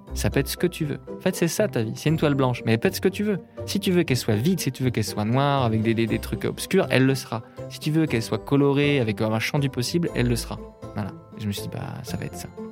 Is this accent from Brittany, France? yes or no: yes; a small town in Brittany north of Rennes, France; je viens d'une petite ville de Bretagne, au nord de Rennes, qui s'appelle Béton